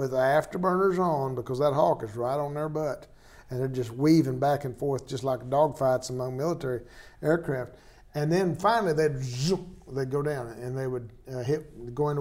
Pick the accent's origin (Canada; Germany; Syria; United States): United States; Tornado Alley; I was raised in Tornado Alley